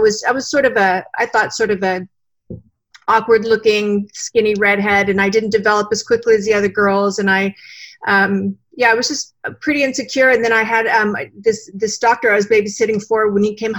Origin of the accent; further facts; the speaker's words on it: San Diego, California, United States; also born or lived in Austin, Texas; I grew up actually in San Diego